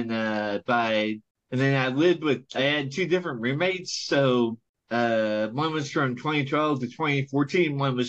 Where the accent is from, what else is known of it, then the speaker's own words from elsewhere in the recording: Louisville, Kentucky, United States; Born and bred.